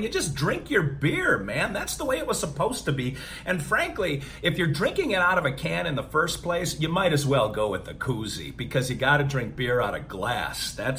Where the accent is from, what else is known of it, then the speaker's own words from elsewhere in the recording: Wisconsin, United States; I'm from Wisconsin